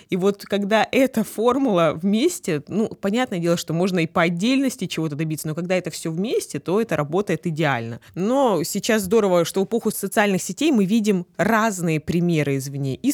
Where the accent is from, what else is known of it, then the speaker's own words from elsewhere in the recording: Krasnodar, Krasnodar Krai, Russia; Я родом из Краснодара